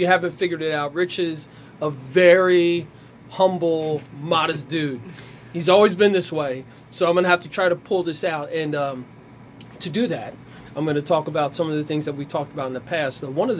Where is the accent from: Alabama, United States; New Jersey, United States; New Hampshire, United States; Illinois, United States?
New Jersey, United States; Ewing Township; growing up in Ewing Township.